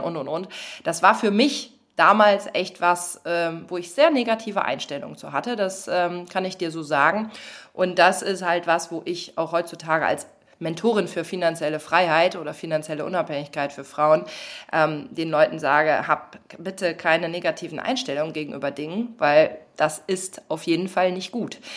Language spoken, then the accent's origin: German; western Germany, Germany; ich bin ja auch im Westen groß geworden